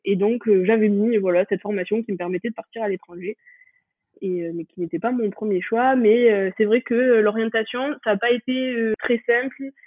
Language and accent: French; France; moved away as an adult; also born or lived in Toulouse; now in Bangor, United Kingdom; j'ai grandi dans les Pyrénées